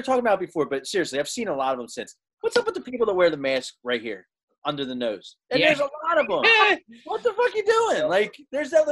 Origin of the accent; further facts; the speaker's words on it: United States; We're American